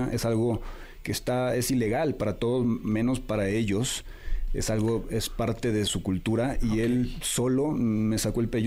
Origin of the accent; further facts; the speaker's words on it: Puerto Vallarta, Jalisco, Mexico; born there; Jalisco es mi, estado natal, yo nací en Puerto Vallarta